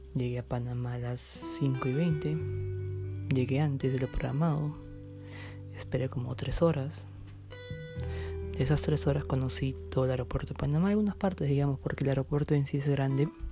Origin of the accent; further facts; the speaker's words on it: Peru; yo salí de Perú